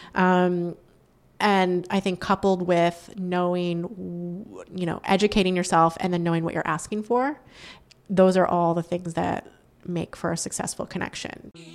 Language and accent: English; Northampton, Massachusetts, United States; moved away; I grew up in Western Massachusetts, uh, in a town called Northampton